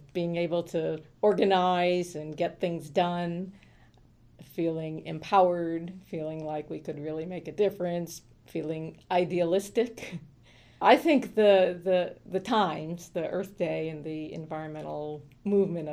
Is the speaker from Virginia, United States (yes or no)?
yes; Falls Church, Virginia, United States; now in New York City, United States; I grew up in the DC area, mostly in Northern Virginia, in Falls Church